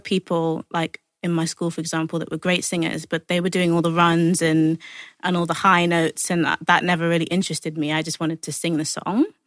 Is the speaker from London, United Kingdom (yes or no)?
yes; London, United Kingdom; I'm from Hackney